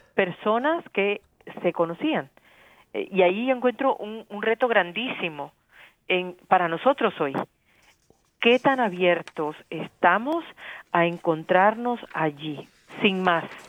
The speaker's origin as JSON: {"language": "Spanish", "town": "Barranquilla", "region": "Atlántico", "country": "Colombia", "tie": "born or raised there", "moved": "yes", "lives_now": "United States", "said": "Yo soy yo nací en Barranquilla"}